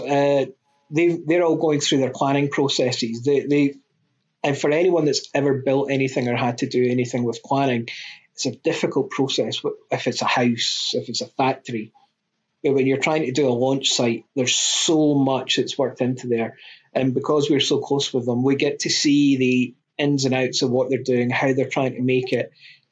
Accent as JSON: {"language": "English", "region": "Scotland", "country": "United Kingdom", "said": "I'm Scottish."}